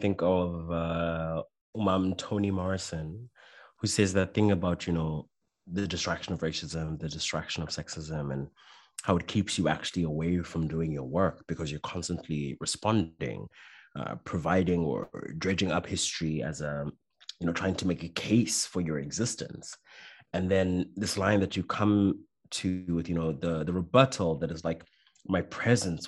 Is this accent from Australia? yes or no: no; South Africa; now in Belgium; I'm South African